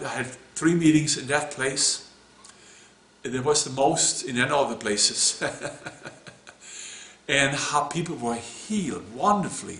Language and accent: English; Sweden; moved away; my home country, Sweden.